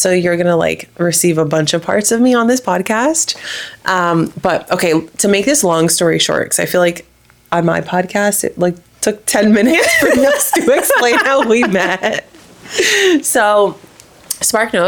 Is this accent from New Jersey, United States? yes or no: yes; New Jersey, United States; moved away as an adult; also born or lived in Miami; now in Austin, United States; I'm from New Jersey, a couple towns away from Marissa